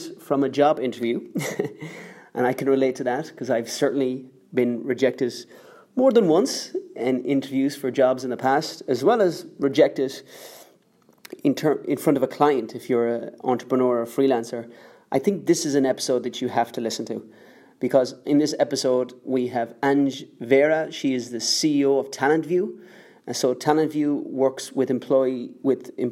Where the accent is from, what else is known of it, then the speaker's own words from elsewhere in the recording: Ireland; moved away as an adult; now in Philippines; Maybe you guessed from my accent, I am not born in the Philippines. I am Irish, but I am a lucky Irish man.